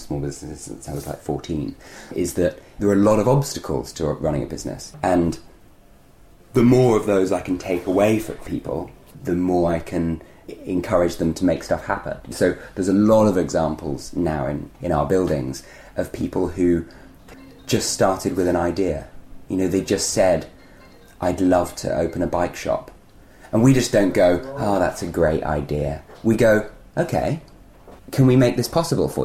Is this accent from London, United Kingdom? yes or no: yes; London, United Kingdom; as a child, I grew up in London in a community-less atmosphere where I didn't even know my neighbours